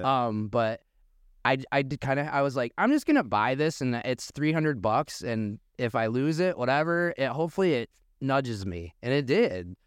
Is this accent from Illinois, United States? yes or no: no; Muskegon, Michigan, United States; also born or lived in Boca Raton, Florida / Naples, Florida; we're both locals, born and raised in Muskegon